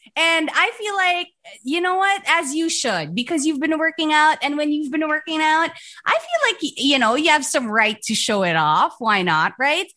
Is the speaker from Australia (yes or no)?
no; Philippines; I'm proud of being a Filipino, I'm proud of our language, our music